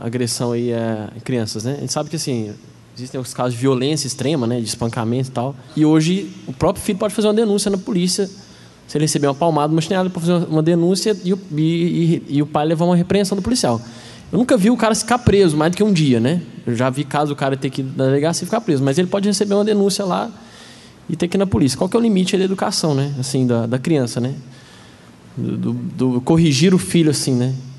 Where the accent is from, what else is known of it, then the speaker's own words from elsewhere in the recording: Uberlândia, Minas Gerais, Brazil; de Berlândia